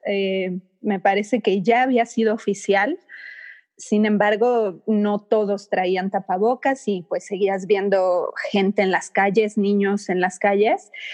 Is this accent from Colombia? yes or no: no; Mexico; now in China; yo soy de México y mi esposo es de Estados Unidos